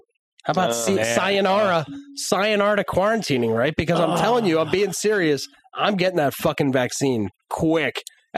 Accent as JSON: {"language": "English", "region": "New Jersey", "country": "United States", "said": "I'm from New Jersey."}